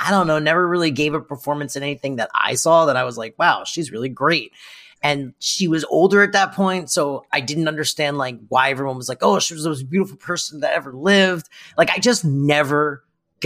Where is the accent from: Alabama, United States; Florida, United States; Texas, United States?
Florida, United States; moved away; Florida, A, my hometown